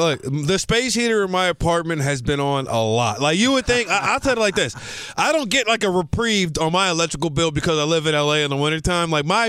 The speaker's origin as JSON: {"language": "English", "region": "Louisiana", "country": "United States", "tie": "born or raised there", "lives_now": "Los Angeles, United States", "said": "I was born and raised in South Louisiana, baby. I did not see snow till after I had a driver's license"}